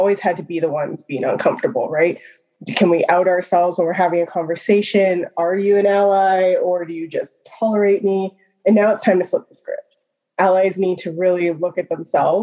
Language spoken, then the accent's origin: English; Calgary, Alberta, Canada; now in Edmonton, Canada; I live in Edmonton. I'm originally from Calgary.